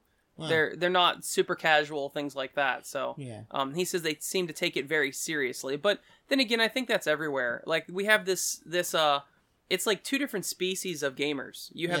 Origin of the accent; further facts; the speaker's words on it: Ireland; now in Munich, Delaware, United States; I'm actually from Ireland, and the people there tend to be more inviting and nice and explaining, and most importantly, not fake. Here in Munich, it's the total opposite.